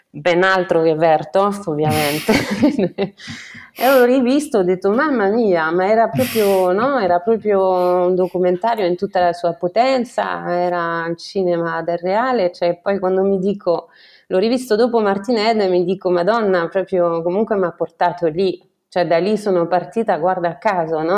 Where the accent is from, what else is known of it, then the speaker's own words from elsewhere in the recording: France; Italian is a second language; moved away as an adult; also born or lived in Florence, Italy; now in Italy; sono francese, completamente francese, sono venuta in Italia a Firenze per fare un dottorato di econometria